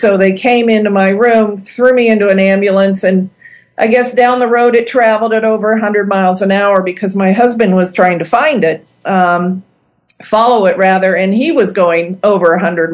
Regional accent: Ohio, United States; moved away as an adult; also born or lived in Indiana; my hometown in Ohio

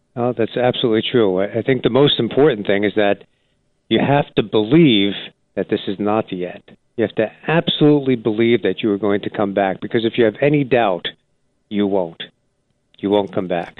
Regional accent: New Jersey, United States; I grew up in New Jersey and loved the state

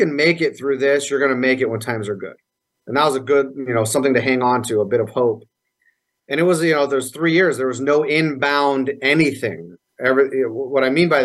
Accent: Las Vegas, Nevada, United States; I was born here in Las Vegas

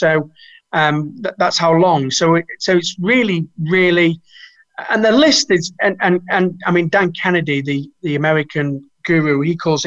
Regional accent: Manchester, North West England, United Kingdom; We're both from Manchester.

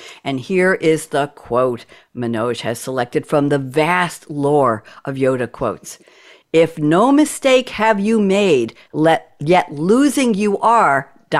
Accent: New York, United States; accent: Pennsylvania; now in North Carolina, United States; I'm a New Yorker and I have a Pennsylvania accent.

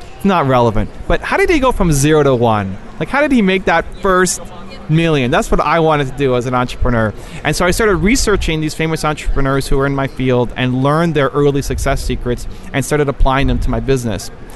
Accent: Toronto, Ontario, Canada; I am from Toronto, Canada

